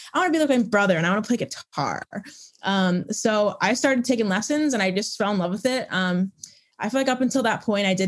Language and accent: English; Chicago, Illinois, United States; now in Nashville, United States; I live in Nashville. I'm from Chicagoland originally.